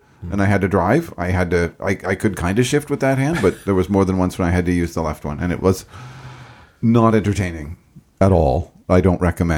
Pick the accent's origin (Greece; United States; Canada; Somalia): Canada; we're Canadian